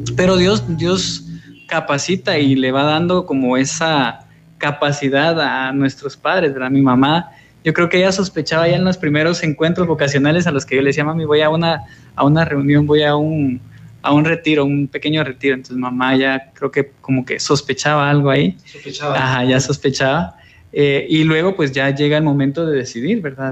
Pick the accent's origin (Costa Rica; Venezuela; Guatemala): Guatemala; Guatemala City, Guatemala Department; moved away as an adult; now in El Salvador; soy guatemalteco, eh, viví eh, 22 años en la ciudad de Guatemala, en la zona 11